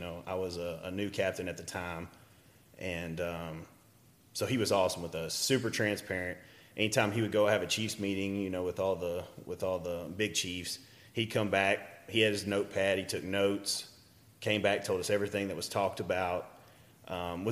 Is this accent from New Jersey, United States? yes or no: no; Deep East Texas, United States; moved away; I was from Deep East Texas